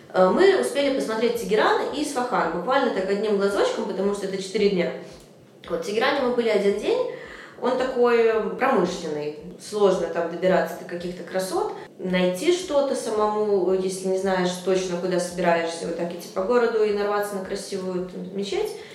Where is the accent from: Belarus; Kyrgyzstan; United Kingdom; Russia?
Belarus; Minsk; я из Минска